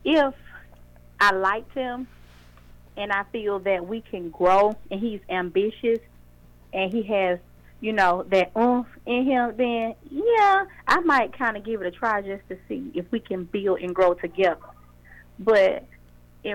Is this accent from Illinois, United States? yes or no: no; Atlanta, Georgia, United States; I am from Atlanta